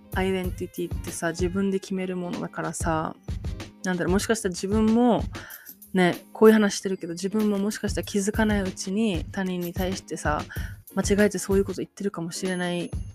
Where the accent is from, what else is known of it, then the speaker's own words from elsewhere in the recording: Japan; moved away as an adult; now in United States; 生まれも育ちも日本ですよ